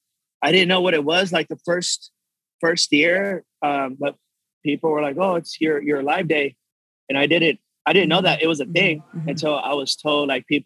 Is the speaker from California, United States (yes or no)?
no; Texas, United States; Born and raised, yes.